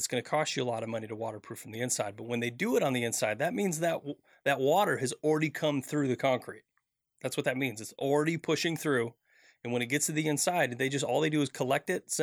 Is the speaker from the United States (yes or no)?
yes; Midwest, United States; I grew up in the Midwest